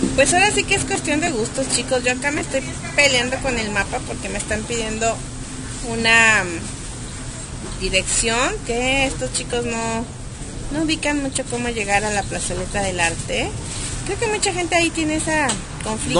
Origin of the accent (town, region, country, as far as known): Guadalajara, Jalisco, Mexico; accent: tapatío